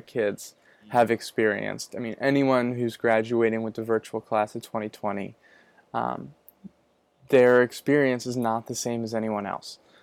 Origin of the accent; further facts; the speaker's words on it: Manchester-by-the-Sea, Massachusetts, United States; moved away as an adult; now in Gloucester, United States; I was born in Manchester by the Sea, and I just recently moved up to Gloucester